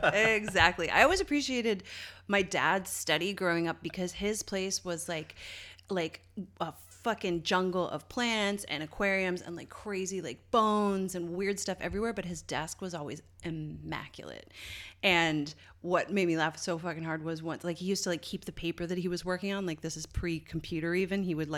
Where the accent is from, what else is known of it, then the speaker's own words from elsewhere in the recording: Canada; accent: Canadian; It's so funny to speak to like friends from home and fall into that sort of cadence. I can hear my Canadian accent come back a little bit.